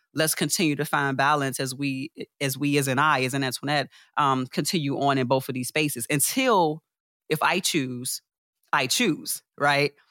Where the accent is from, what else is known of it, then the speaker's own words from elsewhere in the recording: Chicago, Illinois, United States; born and raised in Chicago